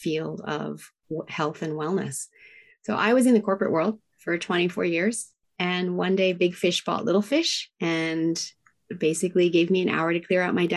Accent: Tokyo, Japan; now in Whistler, Canada; I was raised in Tokyo, Japan in the 70s

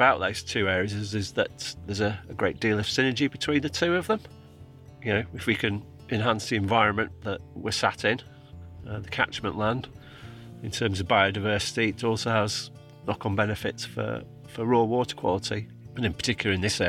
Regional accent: Cumbria, North West England, United Kingdom; moved away as an adult; also born or lived in Oxfordshire / Cheshire / Lancashire; I'm from Cumbria originally. After I left school, went and worked on a farm down in Oxfordshire

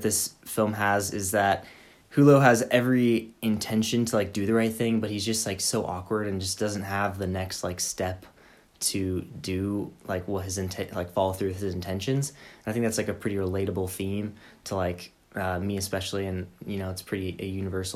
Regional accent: United States; I'm American

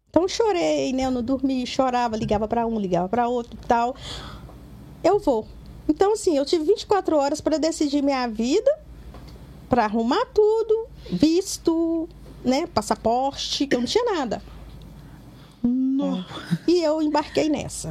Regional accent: Governador Valadares, Minas Gerais, Brazil; now in Belo Horizonte, Brazil; eu sou de Valadares

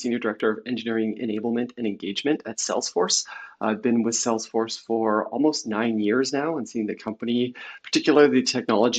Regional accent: Canada; also born or lived in Vancouver, British Columbia; being Canadian, I'm based in Vancouver, BC, Canada.

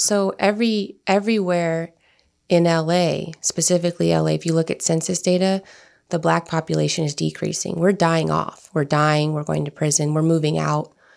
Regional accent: Turlock, California, United States; I grew up in the Central Valley, which is Turlock, to be exact, north of Fresno

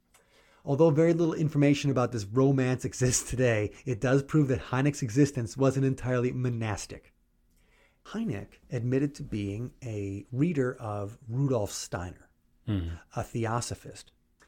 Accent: Big Bend, Wisconsin, United States; my hometown, Big Bend, Wisconsin.

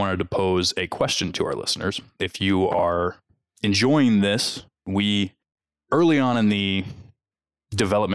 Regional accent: Midwest, United States; accent: Midwest; my Midwest accent

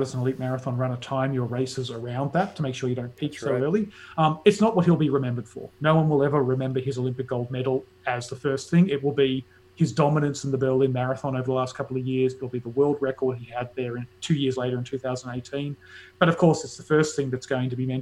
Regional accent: Australia; as an Australian

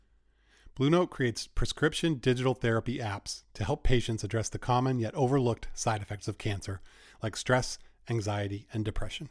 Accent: Maine, United States; I grew up here in Maine, New England Patriots fan

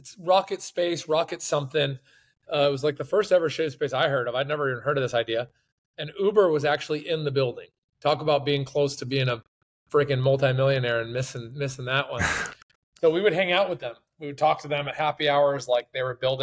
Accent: Bay Area, California, United States; moved away as an adult; also born or lived in San Francisco; now in Florida, United States; We're from the Bay Area

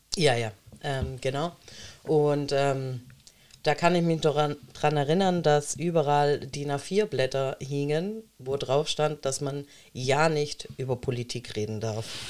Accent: Baden-Württemberg, Germany; also born or lived in Monte San Giacomo, Italy (maternal family); ich ähm, bin Italienerin, ähm, bin aber hier geboren

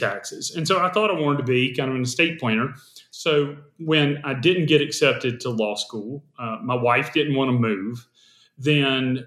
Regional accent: South Carolina, United States; I taught English and South Carolina history because I'm from South Carolina

